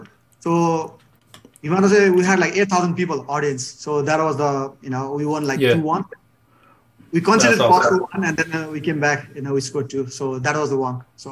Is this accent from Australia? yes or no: no; Bhimad, Gandaki Province, Nepal; I think our Bhimad, my hometown, right, we hosted a third Bhimad Cup national level team, right?